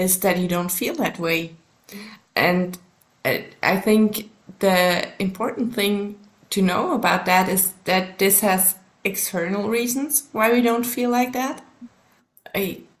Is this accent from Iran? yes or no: no; Switzerland; first language German; English is a second language; also born or lived in Colorado, United States; German is my mother tongue, but there's actually the Swiss German is quite different from the High German, so we have to learn that at school as well.